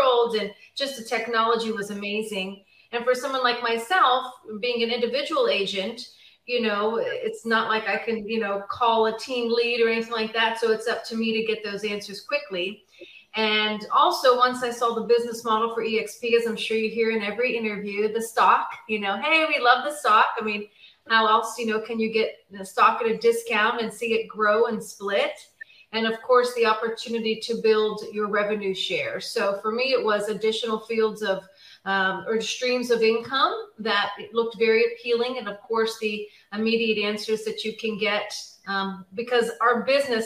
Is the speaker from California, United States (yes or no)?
no; Pittsburgh, Pennsylvania, United States; moved away as an adult; now in Dallas-Fort Worth, United States; I'm originally from Pittsburgh, Pennsylvania.